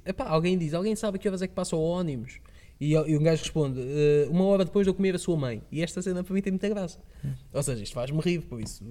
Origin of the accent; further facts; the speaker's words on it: Lisbon, Portugal; moved away; sou de Lisboa